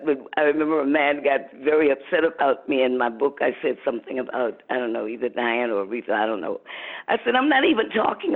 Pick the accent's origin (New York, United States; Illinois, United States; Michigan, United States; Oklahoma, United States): Michigan, United States; Muskegon; I was born in 1946 in Western Michigan, in Muskegon, Michigan